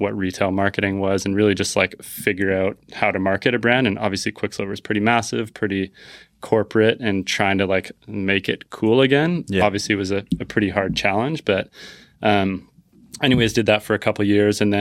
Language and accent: English; Vancouver, British Columbia, Canada; moved away as an adult; also born or lived in California; now in Tofino, Canada; I'm from Vancouver originally, lived in California for 8 years